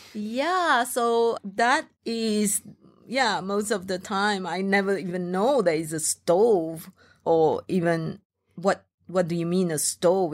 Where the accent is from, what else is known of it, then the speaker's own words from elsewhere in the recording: Malaysia; English is a second language; moved away; as a Malaysian, Chinese